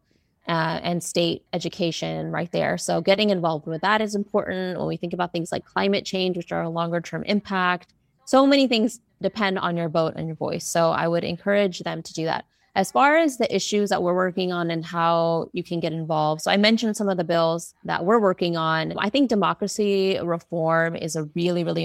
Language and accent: English; Texas, United States; moved away; my hometown in Texas